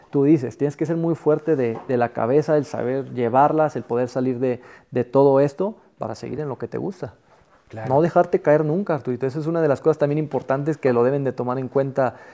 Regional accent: Mexico; los jugadores que, que a mí me tocaron, nosotros como mexicanos

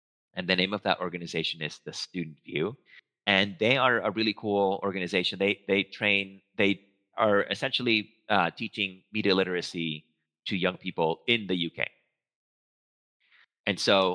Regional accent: Venezuela; first language Spanish; English is a second language; moved away; I'm a native Spanish speaker. I'm from Venezuela

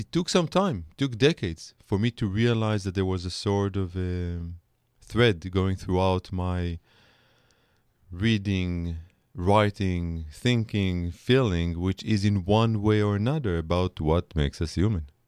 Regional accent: Israel; accent: Israeli; English is a second language; moved away as an adult; now in United States; I'm an Israeli scholar, you can hear it in my accent

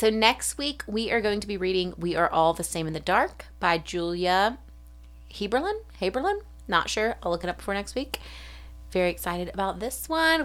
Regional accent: South Alabama, United States; from South Alabama, like, thirty minutes from Florida

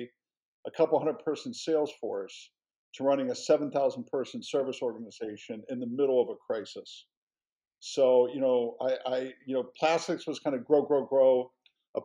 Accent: Cincinnati, Ohio, United States; moved away as an adult; I grew up in Cincinnati.

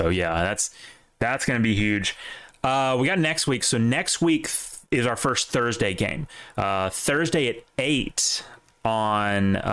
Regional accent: the South, United States; As a Southerner

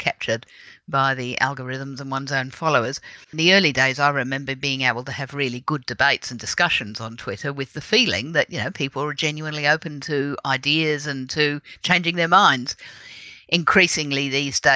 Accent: Adelaide, South Australia, Australia; born or raised there; also born or lived in United Kingdom

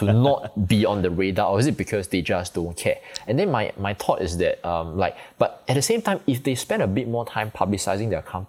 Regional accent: Singapore; I'm from Singapore

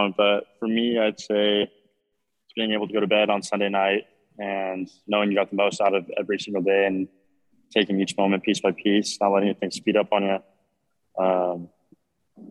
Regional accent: Prescott, Arizona, United States; growing up in Prescott, Arizona

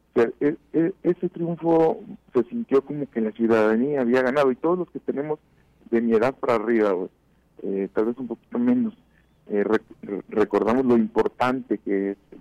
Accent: Mexico; como mexicanos

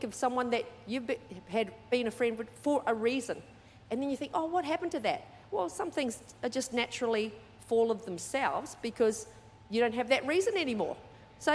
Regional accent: New Zealand; also born or lived in Sydney, Australia / Perth, Australia / Brisbane, Australia / Mackay, Australia; now in Australia; I was brought up in New Zealand, but 3 different parts of New Zealand.

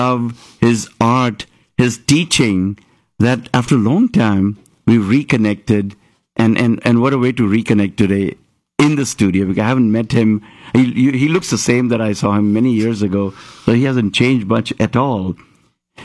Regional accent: Mumbai, Maharashtra, India; moved away; I'm from Bombay

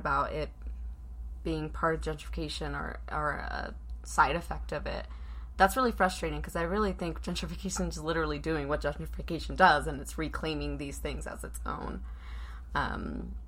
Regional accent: Pomona, California, United States; now in Utah, United States; I grew up in Southern California, and murals were very much a huge part of the neighborhood that I grew up in Pomona

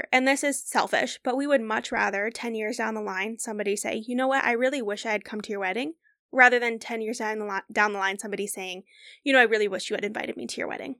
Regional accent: Midwest, United States; we're from the Midwest.

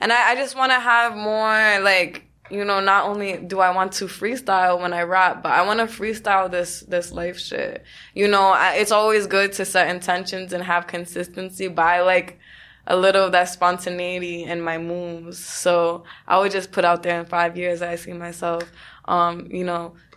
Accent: New York City, New York, United States; being born and raised in New York

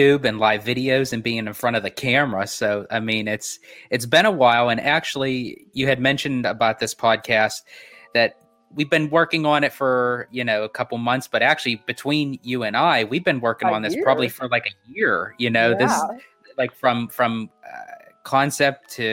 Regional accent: Pittsburgh, Pennsylvania, United States; I born and raised inside Pittsburgh, Pennsylvania

